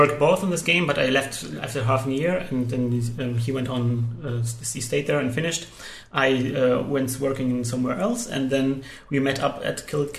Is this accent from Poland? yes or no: yes; Poland; English is a second language; now in Germany; I mean, I grew up in Poland